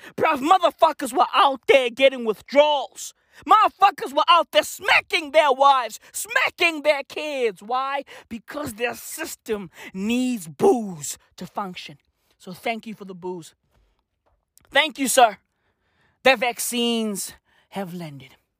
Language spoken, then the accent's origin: English; South Africa; I was born in South Africa.